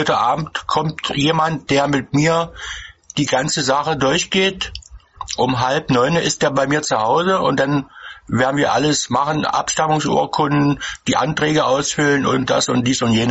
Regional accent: Magdeburg, Saxony-Anhalt, Germany; Äh, ich komme hier aus Sachsen-Anhalt, aus Magdeburg.

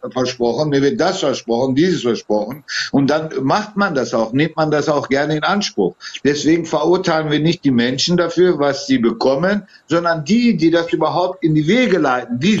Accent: Turkey; now in Germany; Schau mal, ich bin gebürtiger Türke, ich lebe seit 52 Jahren hier.

